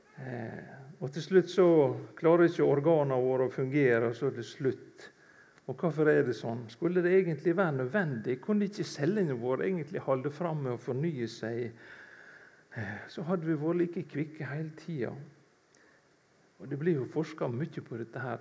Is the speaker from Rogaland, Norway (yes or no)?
yes; Kvitsøy, Rogaland, Norway; moved away; jeg stammer egentlig fra Kvitsøy i Rogaland, ute i Buknafjorden der.